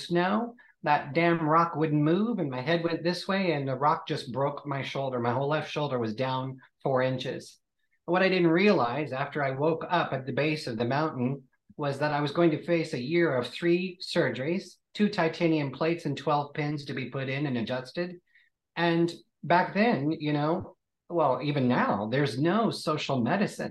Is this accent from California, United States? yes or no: no; Kansas, United States; moved away as an adult; now in London, United Kingdom; Born and raised in Kansas, which is the Bible Belt